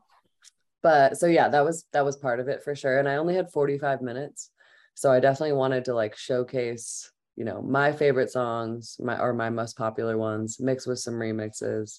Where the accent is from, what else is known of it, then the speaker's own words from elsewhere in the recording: St. Louis, Missouri, United States; moved away as an adult; also born or lived in Boulder, Colorado; now in Colorado, United States; I grew up in St. Louis and then I moved to Boulder to go to CU in 2008